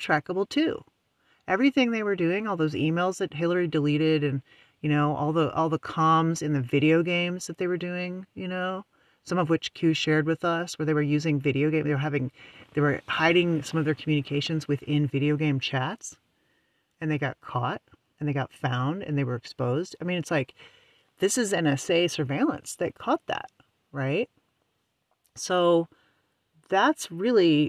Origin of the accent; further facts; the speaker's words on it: United States; also born or lived in West Coast; being an American, that's kind of where I'm mainly, you know, I'm tuned into to what's going on here because, you know, I live here